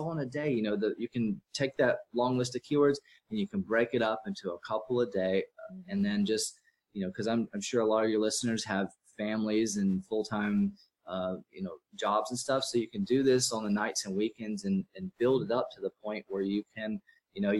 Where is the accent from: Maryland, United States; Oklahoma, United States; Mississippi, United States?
Mississippi, United States; moved away as an adult; now in Austin, United States; I live in Austin, Texas. I'm from Mississippi. I moved out here to kind of get away from my parents and where I was raised